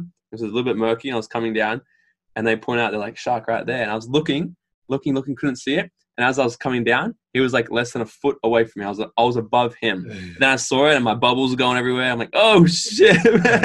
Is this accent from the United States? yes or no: no; Gold Coast, Queensland, Australia; I grew up here on the Gold Coast